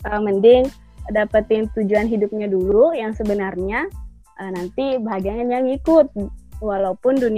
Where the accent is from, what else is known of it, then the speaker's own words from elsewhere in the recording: Bone, South Sulawesi, Indonesia; Asli Bone, Makassar.